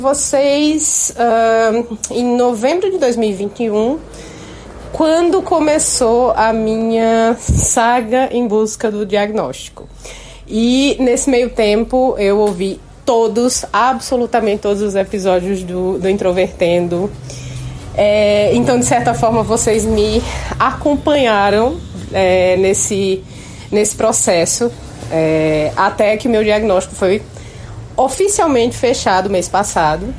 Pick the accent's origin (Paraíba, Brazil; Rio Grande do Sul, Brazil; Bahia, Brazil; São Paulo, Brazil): Paraíba, Brazil; sou paraibana, servidora pública